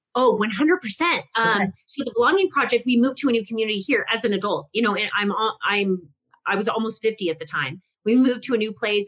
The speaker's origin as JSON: {"language": "English", "region": "Texas", "country": "United States", "said": "I, am Italian and I'm Texan"}